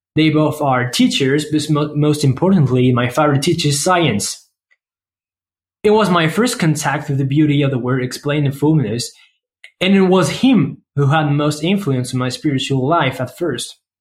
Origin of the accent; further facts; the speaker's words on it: France; accent: French; English is a second language; I come from France, as you can probably tell thanks to my awesome accents.